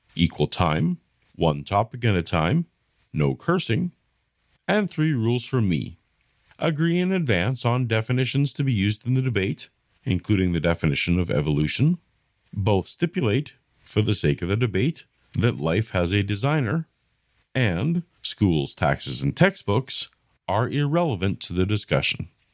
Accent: Canada; I'm Canadian

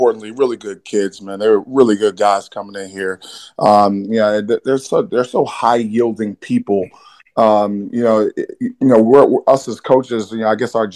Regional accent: New York City, New York, United States; I'm from Brooklyn, New York.

